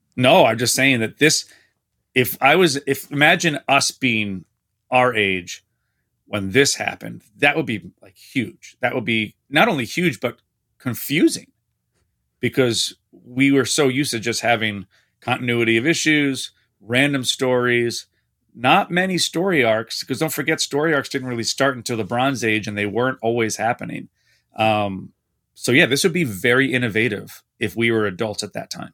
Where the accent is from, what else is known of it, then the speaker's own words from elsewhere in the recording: East Coast, New Jersey side near Manhattan, United States; now in Skokie, United States; I grew up on the East Coast. My parents are about twenty minutes from Manhattan on the New Jersey side